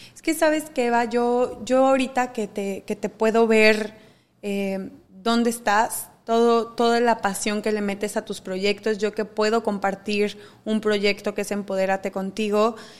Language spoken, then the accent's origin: Spanish; Mexico; siendo mexicana